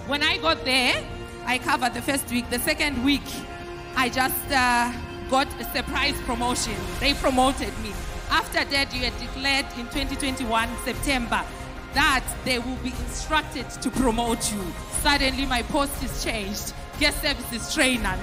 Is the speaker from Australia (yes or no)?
no; Zimbabwe; from Zimbabwe, but I work in the USA.